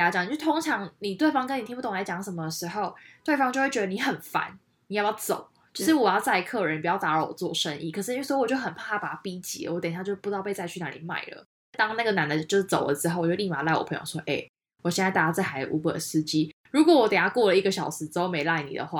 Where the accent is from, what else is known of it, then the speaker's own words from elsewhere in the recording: Taiwan; 因为他知道我是台湾人，所以他故意用他们其他人不知道语言跟我讲话